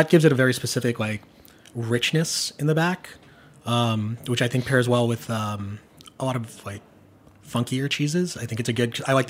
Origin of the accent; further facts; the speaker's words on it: Long Island, New York, United States; I'm from Long Island